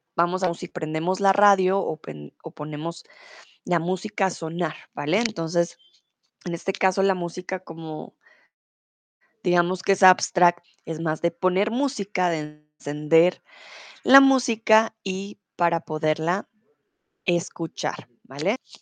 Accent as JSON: {"language": "Spanish", "region": "Bogotá", "country": "Colombia", "said": "soy de Colombia, de Bogotá"}